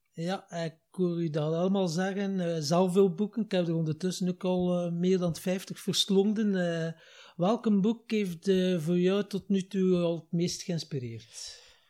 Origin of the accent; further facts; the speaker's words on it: Wachtenbeke, Flanders, Belgium; also born or lived in Ghent; samen met mijn jongere broer heb ik eh, mijn jeugd doorgebracht in Wachtenbeke